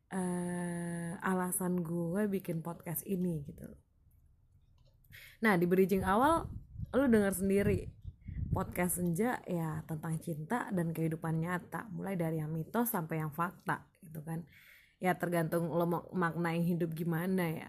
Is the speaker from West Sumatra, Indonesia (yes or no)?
yes; Padang, West Sumatra, Indonesia; now in Tangerang, Indonesia; gue asli Minang daerah Minang asli Sumatera Barat dan tepatnya di kota Padang